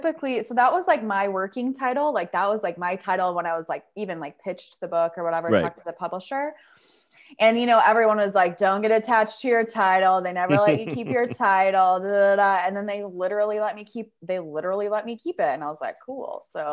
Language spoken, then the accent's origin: English; Urbandale, Iowa, United States; I grew up in Urbandale, Iowa, which is a suburb of Des Moines, which is very like upper Midwestern, very like white, very suburbs, you know.